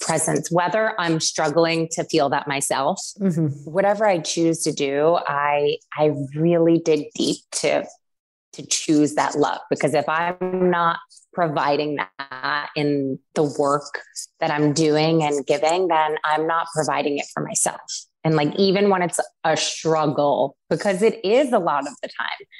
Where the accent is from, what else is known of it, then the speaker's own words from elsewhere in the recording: Syracuse, New York, United States; I grew up in Syracuse, New York.